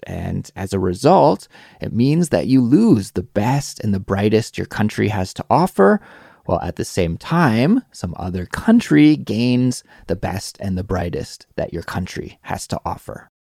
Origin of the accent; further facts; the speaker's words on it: Canada; now in South Korea; I'm Canadian